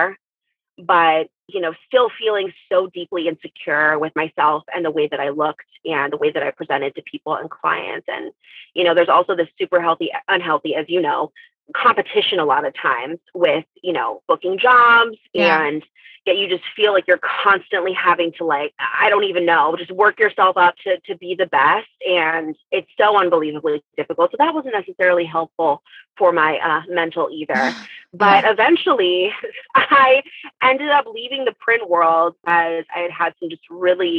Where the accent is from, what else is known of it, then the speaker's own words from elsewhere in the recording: St. Louis, Missouri, United States; I grew up in St. Louis